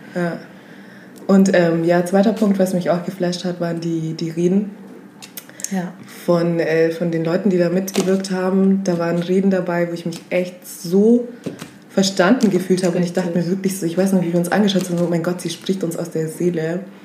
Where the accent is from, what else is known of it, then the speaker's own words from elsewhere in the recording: Augsburg, Bavaria, Germany; also born or lived in West Africa; komme auch aus Augsburg, bin mit sieben nach Augsburg gekommen, straight out of Africa